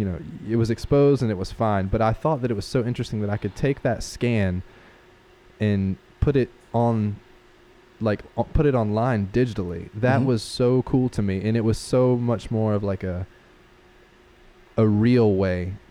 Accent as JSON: {"language": "English", "town": "Spartanburg", "region": "South Carolina", "country": "United States", "tie": "born or raised there", "lives_now": "Greenville, United States", "said": "I grew up in Spartanburg"}